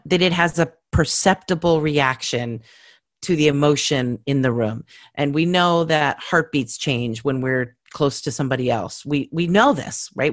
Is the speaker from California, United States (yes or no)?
yes; California, United States; I'm from California